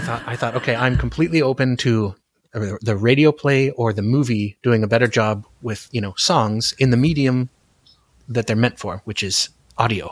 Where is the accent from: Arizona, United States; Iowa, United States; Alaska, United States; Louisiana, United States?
Alaska, United States; Anchorage; moved away; I grew up in Anchorage